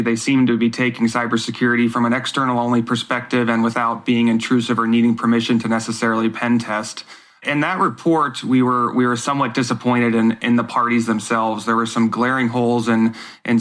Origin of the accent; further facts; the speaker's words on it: United States; as an American voter